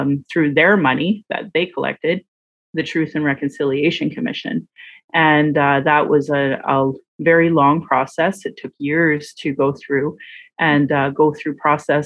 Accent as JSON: {"language": "English", "town": "Calgary", "region": "Alberta", "country": "Canada", "tie": "born or raised there", "said": "I was born here in Calgary."}